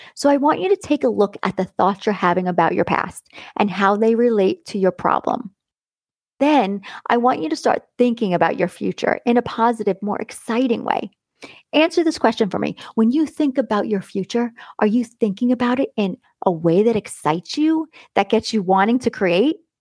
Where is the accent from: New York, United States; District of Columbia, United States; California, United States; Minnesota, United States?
New York, United States; Long Island; where I came from Long Island